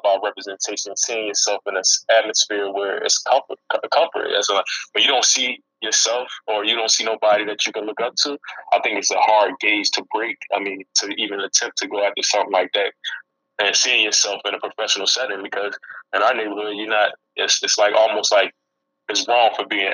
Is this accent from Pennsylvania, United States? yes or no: yes; Philadelphia, Pennsylvania, United States; I'm from Philadelphia